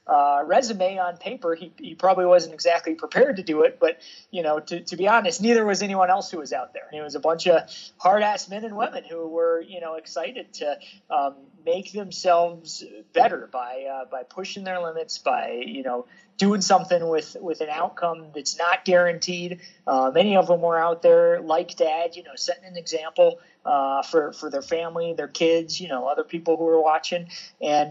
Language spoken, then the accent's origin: English; Evergreen, Colorado, United States; I grew up here in Evergreen. It's a small town on the Front Range of the Colorado Rockies